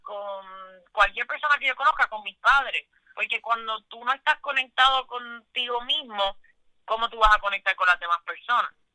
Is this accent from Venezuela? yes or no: no; Puerto Rico